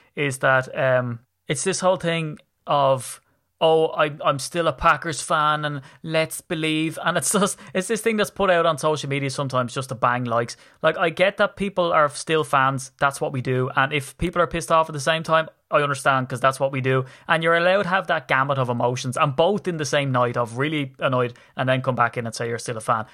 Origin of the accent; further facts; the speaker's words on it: Ireland; I'm from Ireland. I come over on the plane from Dublin